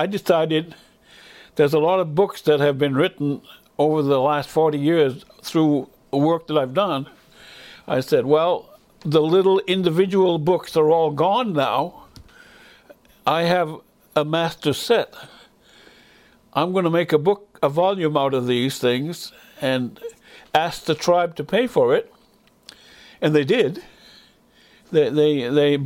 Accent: Indian Township, Maine, United States; first language Passamaquoddy; English is a second language; We were all Passamaquoddy speakers. We were all, that was the primary language. We learned English as soon as we went to the school

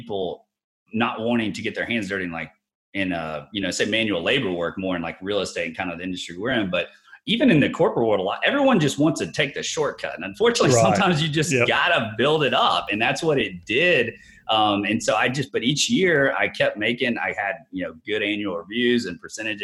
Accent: Tallahassee, Florida, United States; moved away as an adult; also born or lived in Jacksonville, Florida; So I moved over to Jacksonville. I was from Tallahassee

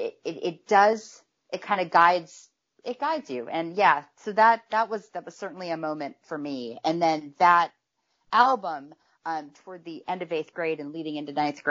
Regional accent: Orange County, California, United States; now in San Diego, United States; I live in San Diego now, but I grew up in Orange County

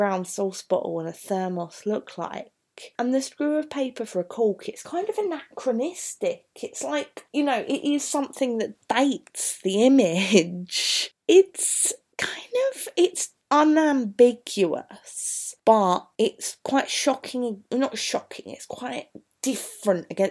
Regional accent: Bromley, London, United Kingdom; moved away; I was born in Bromley

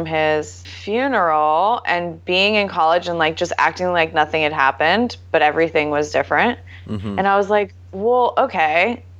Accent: Northern California, United States; I grew up in Northern California. Okay. So like Sonoma County, Napa area.

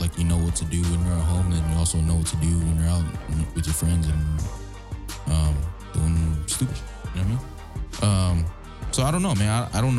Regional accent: California, United States; I'm proud to be Chamorro, but like, I'm damn sure glad I was raised in California.

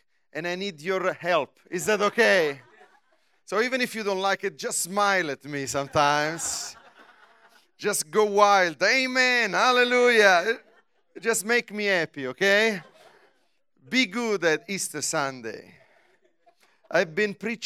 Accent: Rome, Lazio, Italy; English is a second language; also born or lived in United States

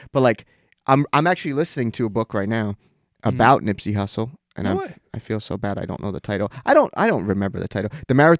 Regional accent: Washington, District of Columbia, United States; And I'm from here.

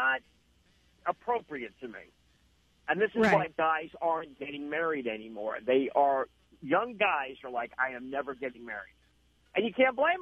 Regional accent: New England, United States; I'm from New England.

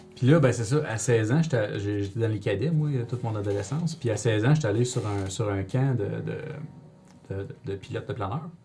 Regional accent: Rouyn-Noranda, Quebec, Canada; je suis bien de Rouen, fait que c'était à l'école de la source à Rouen

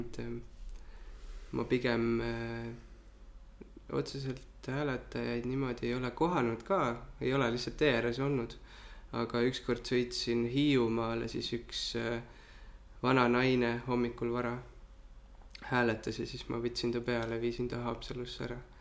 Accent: Kehtna, Rapla County, Estonia; ma kasvasin pool oma lapsepõlve Kehtnas ja Raplamaal, Rapla külje all

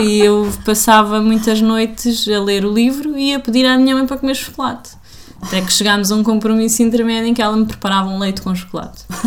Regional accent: Portugal; sou português.

